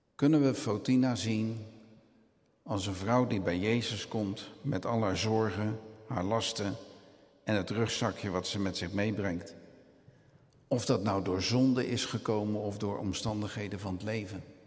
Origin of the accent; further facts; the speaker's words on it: Rotterdam, South Holland, Netherlands; ik ben Rotterdammer